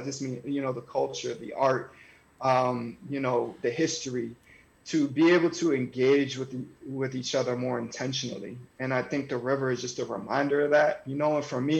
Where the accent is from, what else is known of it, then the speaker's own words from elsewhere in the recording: North Andover, Massachusetts, United States; because, you know, I was from North Andover, not feeling like I belonged there.